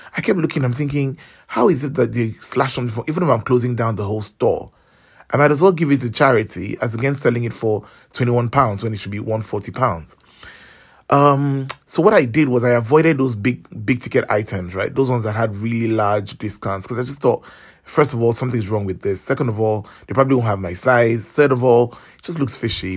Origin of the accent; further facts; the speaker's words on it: Nigeria; I'm from Nigeria